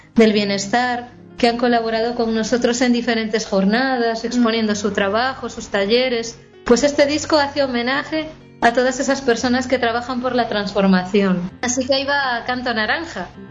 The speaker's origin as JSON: {"language": "Spanish", "region": "Galicia", "country": "Spain", "said": "que soy gallega"}